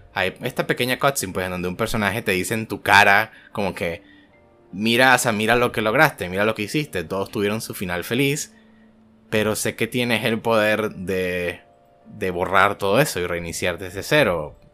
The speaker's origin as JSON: {"language": "Spanish", "country": "Venezuela", "moved": "as an adult", "lives_now": "Colombia", "said": "el año que me fui de Venezuela."}